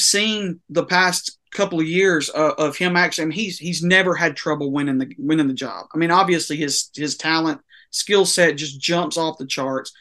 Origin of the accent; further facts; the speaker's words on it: United States; I grew up on the Tennessee and Alabama line